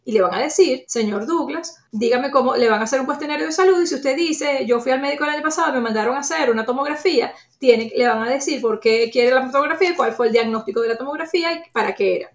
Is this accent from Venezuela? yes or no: yes; Venezuela; moved away as an adult; now in United States; soy una inmigrante de origen venezolano que tiene ya 14 años viviendo en los Estados Unidos, con formación en riesgos y seguros desde mi natal Venezuela